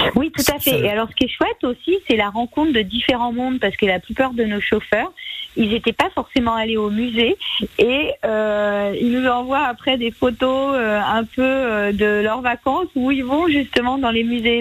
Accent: Auvergne-Rhône-Alpes, France; quand j'étais petite, j'habitais en Auvergne dans une zone très rurale

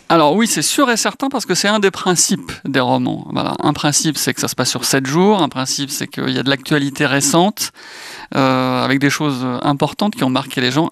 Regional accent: Brittany, France; en tant que breton

